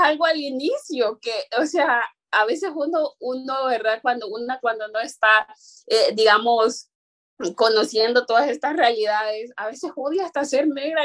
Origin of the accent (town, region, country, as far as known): Honduras; first language Garifuna; Spanish is a second language